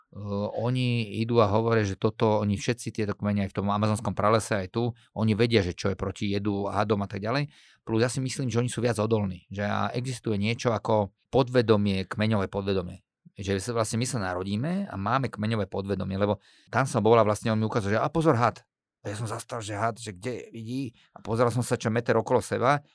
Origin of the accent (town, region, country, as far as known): Slovakia